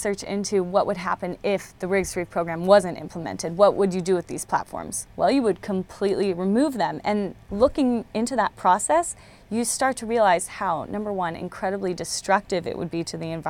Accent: California, United States; I grew up in California.

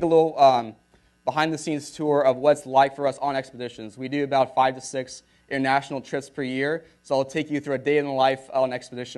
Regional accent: Long Beach, California, United States; moved away as an adult; also born or lived in Hilo, Hawaii; now in San Francisco, United States; I grew up in Long Beach here. Went to high school, Wilson High School.

